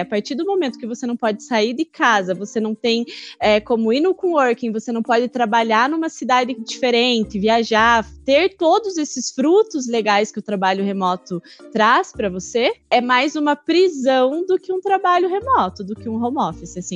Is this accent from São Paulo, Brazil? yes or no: no; interior of Paraná, Brazil; eu sou do interior do Paraná